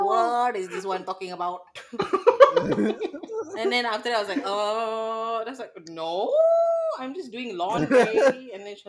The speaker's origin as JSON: {"language": "English", "country": "Malaysia", "tie": "born or raised there", "moved": "yes", "lives_now": "Los Angeles, United States", "said": "we are Chinese, Indian, white Chinese and whatever, but we are Malaysian born."}